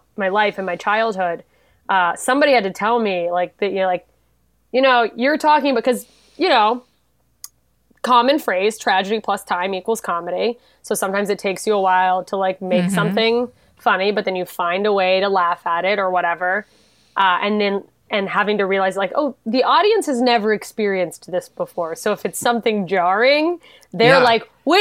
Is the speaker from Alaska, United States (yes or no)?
yes; Alaska, United States; moved away; I'm from Alaska